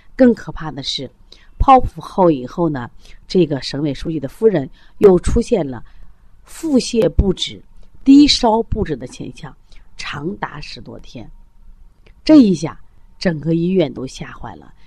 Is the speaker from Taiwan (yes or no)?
no; China; 我们作为中国人